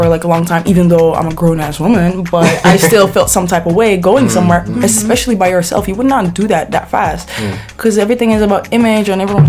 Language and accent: English; Amsterdam, North Holland, Netherlands; we're Somali, you know, we're from Amsterdam.